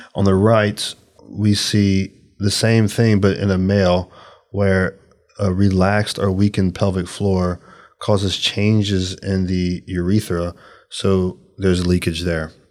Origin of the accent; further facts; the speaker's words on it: Louisiana, United States; I'm from Louisiana